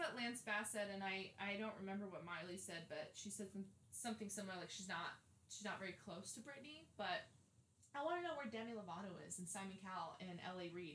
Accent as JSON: {"language": "English", "region": "Arizona", "country": "United States", "tie": "born or raised there", "also_born_or_lived": "Indiana", "moved": "yes", "lives_now": "California, United States", "said": "I was born in Indiana, but I was raised in Arizona. So that makes me from Arizona."}